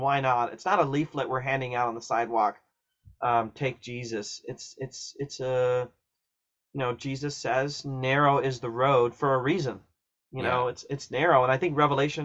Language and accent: English; Ohio, United States; I grew up in Ohio and I went to college in Southern Ohio.